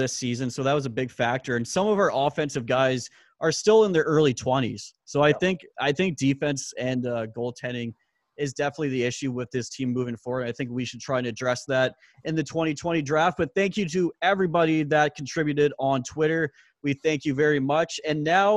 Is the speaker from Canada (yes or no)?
yes; Canada; also born or lived in Vancouver Island; We're both from Canada. I'm over here in Vancouver Island